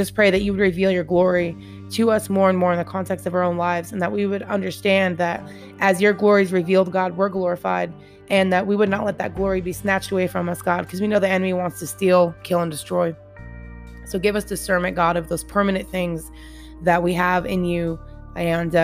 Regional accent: Washington, United States; moved away as an adult; now in Tennessee, United States; I just moved 2,300 miles away from my home state, Washington, all the way to Tennessee.

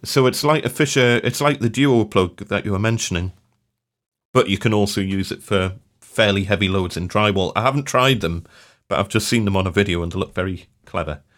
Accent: Newcastle upon Tyne, North East England, United Kingdom; I'm from Newcastle

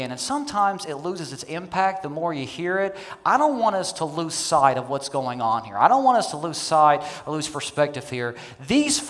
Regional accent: Kentucky, United States; I'm from Kentucky. I come from rednecks, okay?

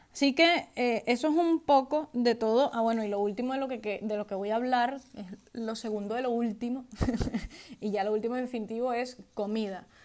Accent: Venezuela; now in Spain; soy de Venezuela

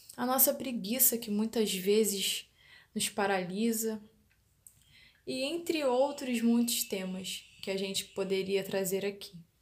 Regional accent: Rio de Janeiro, Brazil; sou da cidade do Rio de Janeiro

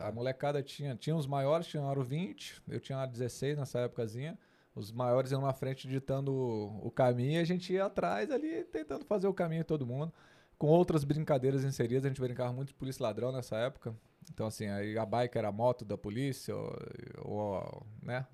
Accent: Brasília, Federal District, Brazil; sou natural de Brasília. Nasci em Brasília, fui criado em Brasília

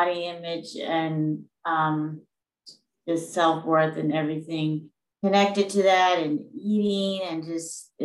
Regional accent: Louisiana, United States; moved away as an adult; now in Gaithersburg, United States; I'm originally from Louisiana

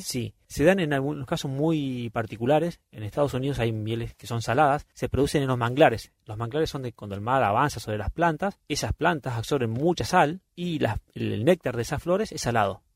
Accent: Argentina; somos del Golfo San Jorge

